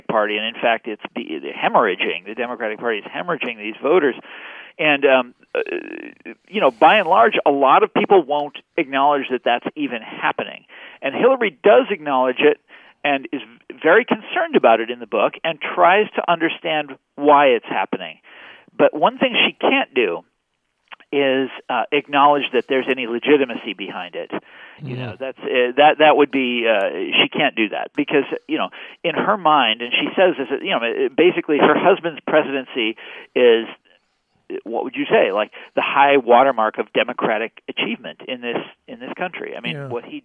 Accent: Kansas City, United States; moved away; I'm from Kansas City, and when I was in high school, we played a game called College Bowl, where you would answer trivia questions. This is in Kansas City

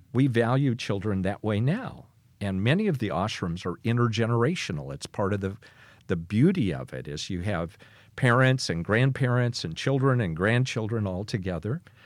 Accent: Kansas, United States; a boy growing up on the Kansas prairie

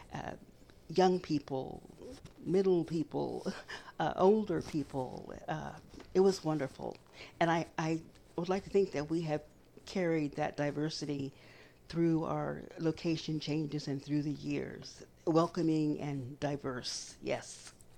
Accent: Kansas, United States; as a little brown girl growing up in Kansas

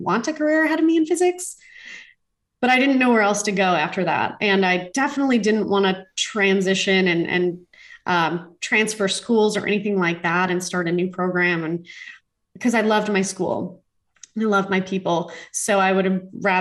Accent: Homer Glen, Illinois, United States; I grew up dancing in Homer Glen as a young child, spent 15 years in a studio from the ages of 3 to 18

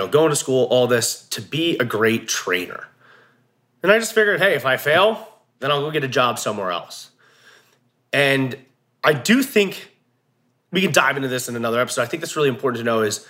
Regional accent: New Jersey, United States; moved away as an adult; now in Montana, United States; I'm from Jersey originally

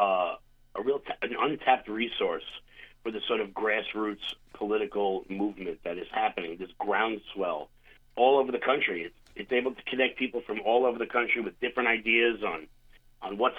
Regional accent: New York, United States; I as a New Yorker

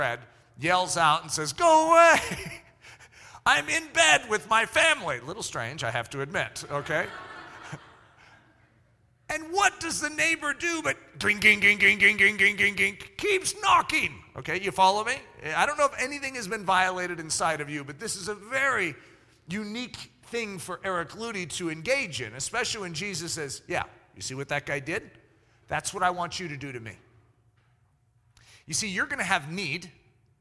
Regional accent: United States; I grew up in America, and my parents taught me etiquette

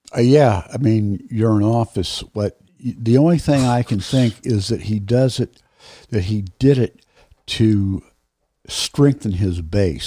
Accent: United States; as an American

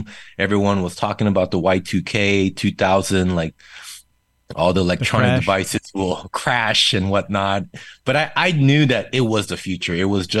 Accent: Seoul, South Korea; first language Korean; English is a second language; moved away as an adult; He was stationed overseas in Yongsan, Seoul, Korea for the longest. So I was really born and raised in Korea, Korean being my first language and then English being my second.

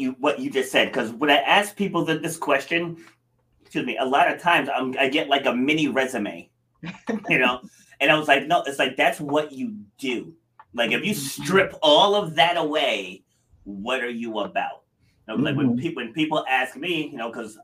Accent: Rhode Island, United States; also born or lived in Far Rockaway, New York; raised up here in Little Rudy, though. So big difference from, you know, the big, fast-moving city. And I grew up in the woods in Rhode Island

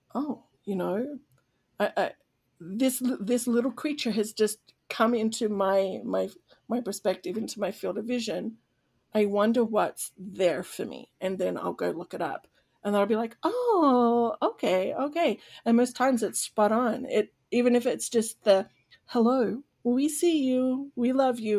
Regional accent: Sydney, New South Wales, Australia; now in United States; I was born and raised in Sydney, Australia

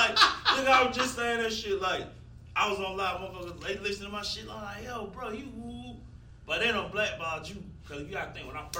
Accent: Atlanta, Georgia, United States; Yeah, I ain't from East Atlanta. I'm from the East Side.

